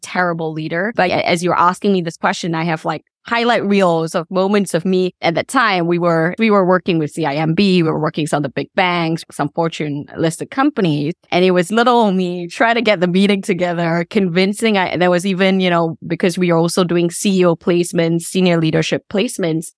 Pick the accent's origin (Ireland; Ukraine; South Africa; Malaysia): Malaysia; Subang Jaya, Selangor; also born or lived in Kuala Lumpur / Damansara; now in Washington DC, United States; I actually did grow up in Subang Jaya.